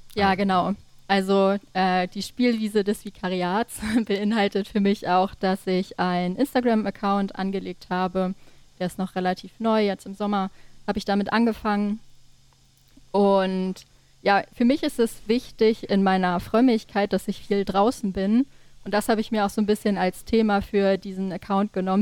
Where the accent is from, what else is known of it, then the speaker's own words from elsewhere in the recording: Dannewerk, Schleswig-Holstein, Germany; also born or lived in Kiel / Berlin / Copenhagen; now in Neumünster, Germany; ich bin in der Nähe von Schleswig geboren, in Dannewerk